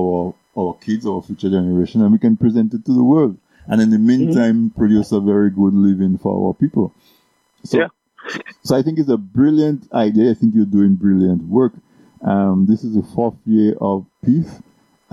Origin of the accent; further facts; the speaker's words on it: Dominica; In Dominica, we say, "Messi, quick."